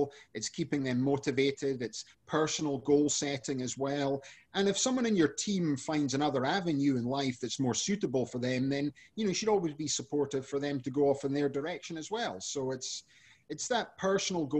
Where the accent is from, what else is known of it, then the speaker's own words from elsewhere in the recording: Scotland, United Kingdom; now in San Diego, United States; I'm originally from Scotland, but I live now in San Diego.